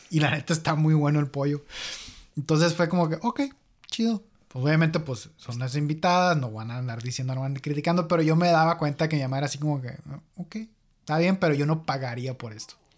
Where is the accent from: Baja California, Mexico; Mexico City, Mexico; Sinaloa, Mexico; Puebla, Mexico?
Sinaloa, Mexico; Guasave; moved away as an adult; also born or lived in Hermosillo, Sonora; en Guasave donde no yo crecí